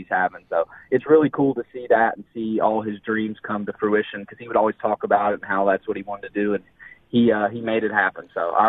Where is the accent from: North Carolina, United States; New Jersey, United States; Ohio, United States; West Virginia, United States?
West Virginia, United States; Kenna; now in Florida, United States; So I started my own basketball training business out of a facility that was actually built in my hometown in Kenna.